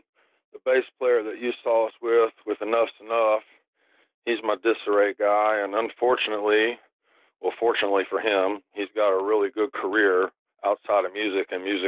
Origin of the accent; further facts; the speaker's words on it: Tennessee, United States; also born or lived in California; where I was brought up in Tennessee, I mean, it's not exactly the breeding ground for famous rock musicians.